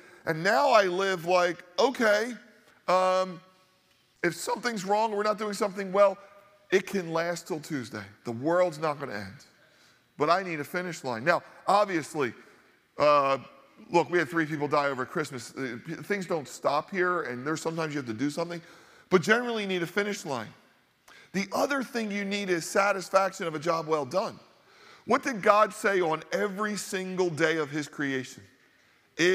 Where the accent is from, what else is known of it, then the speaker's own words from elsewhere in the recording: Northeast, United States; I remember growing up in the Northeast, a highly Catholic area